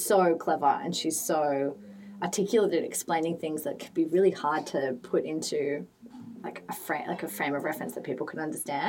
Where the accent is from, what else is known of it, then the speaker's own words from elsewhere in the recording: Sydney, New South Wales, Australia; I can tell I'm from Sydney and I need humidity, and my skin gets really sad as soon as I go anywhere with like no humidity in it.